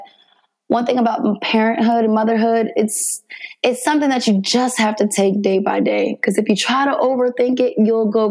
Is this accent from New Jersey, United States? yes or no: yes; Jersey City, New Jersey, United States; moved away as an adult; I was born in Jersey City, New Jersey